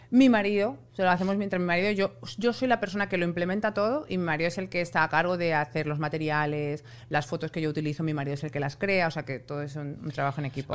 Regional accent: Spain; moved away; yo soy española

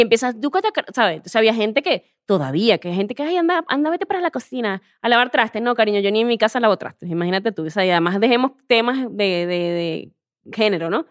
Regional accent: Venezuela; moved away as an adult; also born or lived in Spain; now in Mexico; soy venezolana

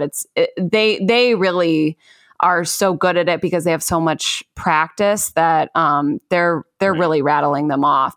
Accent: Chicago, Illinois, United States; moved away; I'm from Chicago, so I'm very, you know, familiar with Chicago itself

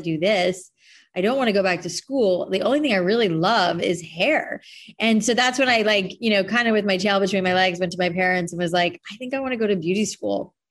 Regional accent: Boca Raton, Florida, United States; moved away as an adult; also born or lived in New York / San Francisco; now in Los Angeles, United States; we grew up in Boca

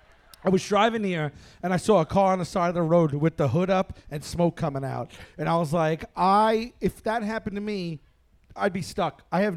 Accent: New York, United States; accent: New York; I always hate my accent. Like when I go anywhere and I'm outside of New York, especially overseas

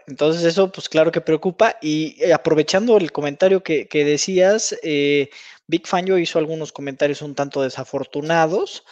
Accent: Mexico; also born or lived in United States; Los que hemos tenido la oportunidad de, vivir por allá, pues ya como mexicano

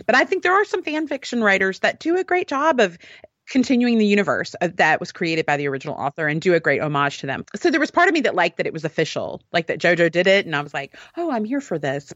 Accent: Alabama, United States; I'm from Alabama

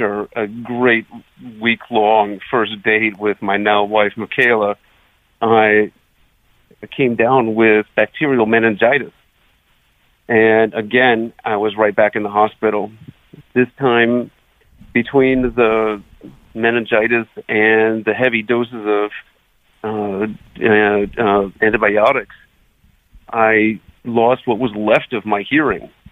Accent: Akron, Ohio, United States; moved away; I'm originally from Akron, Ohio

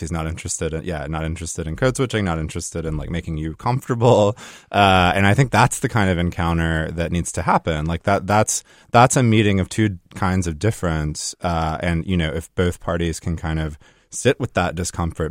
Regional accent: South Carolina, United States; I come from South Carolina

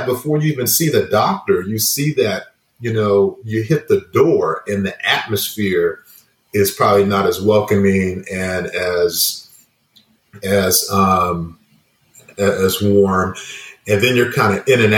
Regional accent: Inglewood, California, United States; growing up in Inglewood, California

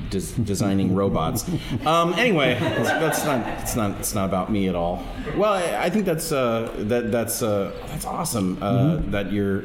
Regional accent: Bellevue, Nebraska, United States; I'm from Bellevue, and there was a place like that in Bellevue, which was like on Mission Avenue

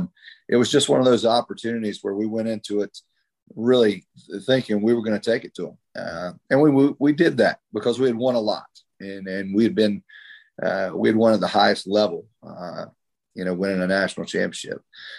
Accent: South Carolina, United States; one being the University of South Carolina, meaning because it was right from you know, 30 miles from my hometown. We grew up Gamecocks

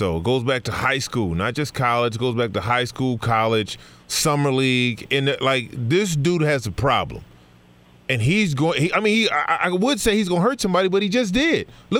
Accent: Sacramento, California, United States; I grew up in the Bay, up in Northern California, up in Sacramento, right?

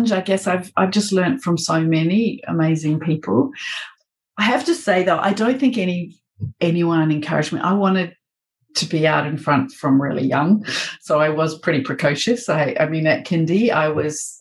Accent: New Zealand; moved away as an adult; also born or lived in London, United Kingdom; now in Melbourne, Australia; a Kiwi working in New Zealand and then in London for 8 years

